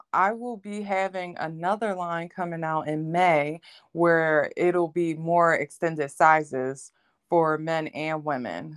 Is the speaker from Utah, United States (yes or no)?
no; Philadelphia, Pennsylvania, United States; I'm from Philadelphia, um, Pennsylvania